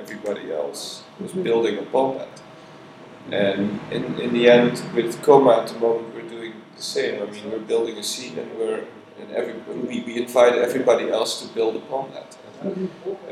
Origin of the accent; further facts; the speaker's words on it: Netherlands; moved away as an adult; now in Berlin, Germany; I ran the label together with a couple of guys from my hometown in Holland.